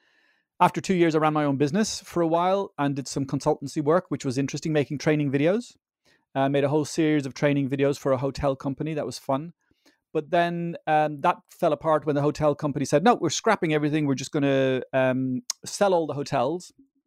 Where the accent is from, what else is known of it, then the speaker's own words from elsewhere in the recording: Dublin, Leinster, Ireland; I grew up in Ireland, in Dublin, of Dutch parents.